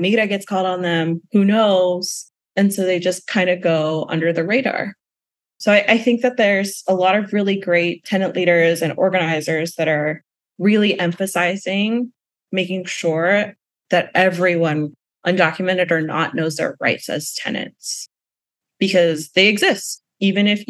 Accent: Atlanta, Georgia, United States; So I grew up in Atlanta and close to the suburbs of Atlanta

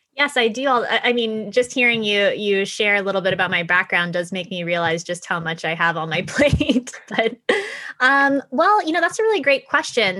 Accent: Florida, United States; moved away as an adult; also born or lived in Japan / Connecticut; I was born and raised in Florida. My mom is Japanese, so I grew up essentially going back and forth between Japan and the United States

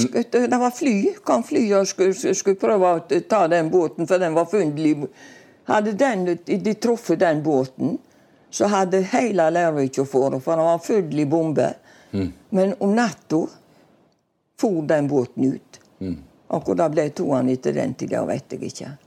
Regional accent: Bømlo, Vestland, Norway; also born or lived in Stord; now in Kaldestad, Norway; Jeg kom fra Bømlo, ja. Håvik

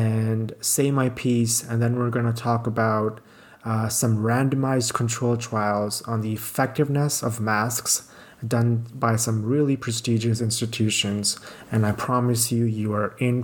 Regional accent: Pakistan; now in Canada; I'm in my hometown, Pakistan now. I usually live in Canada

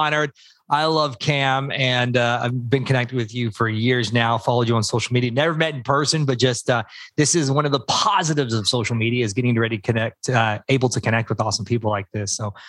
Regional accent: Tulsa, Oklahoma, United States; moved away as an adult; also born or lived in Miami; I grew up in Tulsa, Oklahoma, where if people aren't familiar, it's like dead in the middle of America, pretty much a little bit on the southern side. Born and raised in this area.

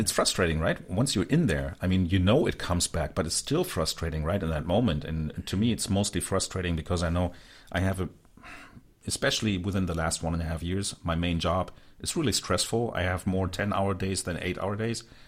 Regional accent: Hanover, Lower Saxony, Germany; from my hometown

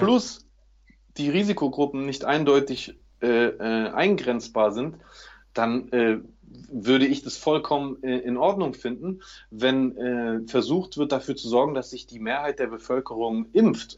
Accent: Germany; ich bin ja auch Deutscher

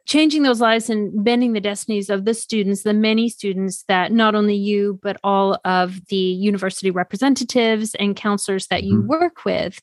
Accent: Switzerland; moved away; also born or lived in China / Denver; I'm Swiss

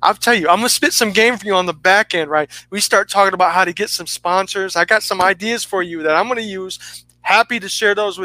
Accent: Detroit, Michigan, United States; also born or lived in Inkster, Michigan; I'm from Detroit

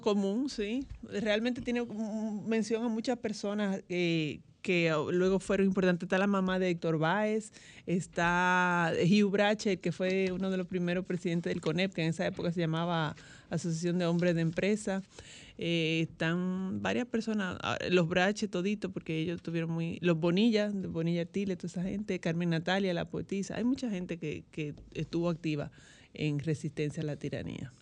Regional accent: Santo Domingo, Distrito Nacional, Dominican Republic; yo nací aquí en, Santo Domingo, eh, me crié en Santo Domingo

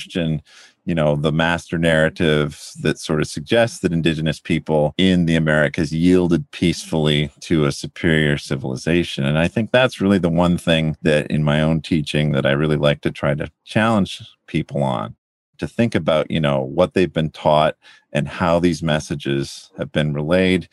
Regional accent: London, Ontario, Canada; moved away; I grew up outside of London, Ontario, Canada

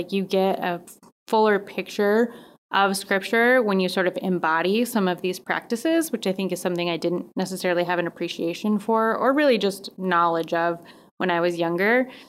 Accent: Colorado Springs, Colorado, United States; I grew up in Colorado Springs, where there's a lot of just Christians around.

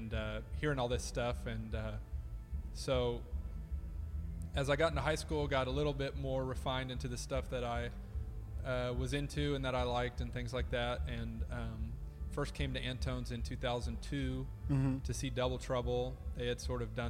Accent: College Station, Texas, United States; moved away as an adult; now in Austin, United States; I'm from College Station

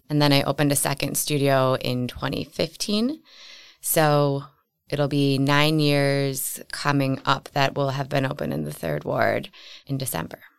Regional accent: Wauwatosa, Wisconsin, United States; I grew up in Wauwatosa

